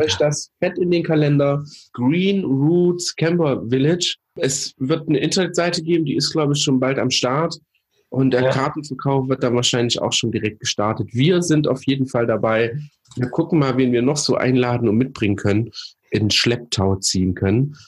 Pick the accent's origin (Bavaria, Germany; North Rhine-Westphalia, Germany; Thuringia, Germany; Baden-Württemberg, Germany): Thuringia, Germany; Thüringen kennt, äh, meine Heimat, Geburtort übrigens, äh, hm. mein Geburtsland, Bundesland sozusagen